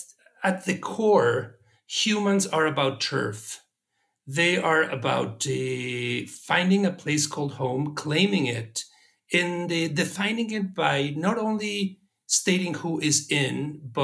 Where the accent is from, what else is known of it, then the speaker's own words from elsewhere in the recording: Mexico; moved away as an adult; now in United States; I grew up in Mexico